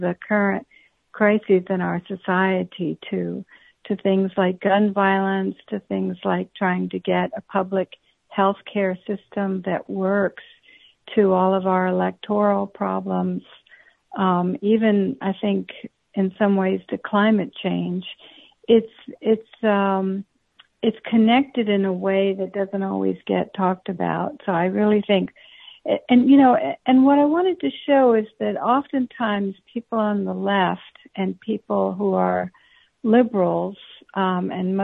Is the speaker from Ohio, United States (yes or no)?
no; Florida, United States; also born or lived in Panama; I'm actually from Panama. I have a brown father and a white mother, so I'm a mixed person, like so many of us are these days. And I came to the United States when I was a little girl and grew up in Florida